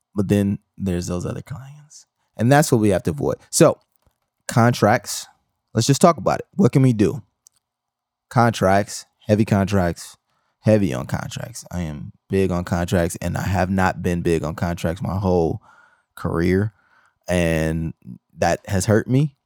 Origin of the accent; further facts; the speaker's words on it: Milwaukee, Wisconsin, United States; I come from Milwaukee, Wisconsin